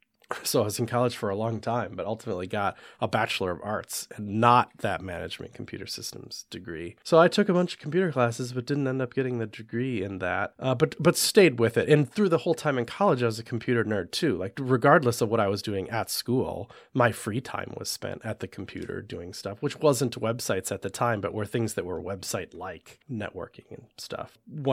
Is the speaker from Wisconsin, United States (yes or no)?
yes; Wisconsin, United States; I grew up in right outside of Madison, Wisconsin, and we had just a really like well-funded, nice school district